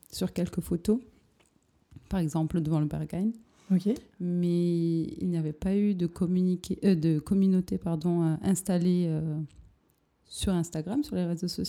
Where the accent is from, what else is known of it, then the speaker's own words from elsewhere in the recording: Perpignan, Occitania, France; also born or lived in Paris / Buenos Aires / New York; now in Berlin, Germany; j'ai 28 ans et j'habite à Berlin depuis 4 ans et quelques. je viens du sud de la France, à Perpignan, de Perpignan, à côté d'Espagne, Et j'habite à Paris, j'habite à Buenos Aires